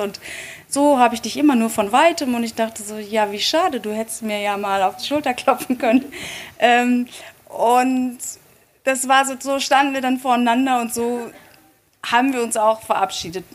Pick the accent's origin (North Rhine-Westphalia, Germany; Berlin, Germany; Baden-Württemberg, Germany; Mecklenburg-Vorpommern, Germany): North Rhine-Westphalia, Germany; Dortmund; ich bin in Dortmund aufgewachsen